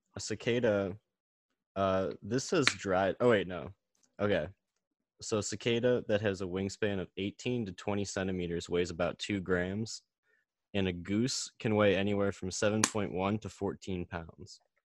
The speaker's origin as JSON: {"language": "English", "town": "Chicago", "region": "Illinois", "country": "United States", "moved": "yes", "lives_now": "Missouri, United States", "said": "I'm from Chicago, but I'm in Missouri right now"}